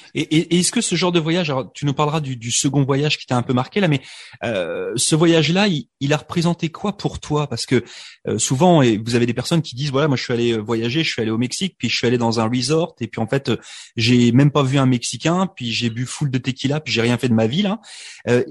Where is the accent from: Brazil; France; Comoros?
France; moved away; je suis immigré de France